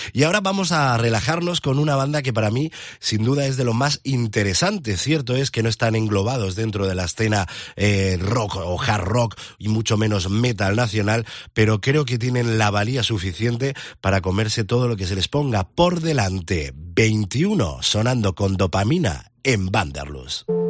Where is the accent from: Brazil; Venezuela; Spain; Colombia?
Spain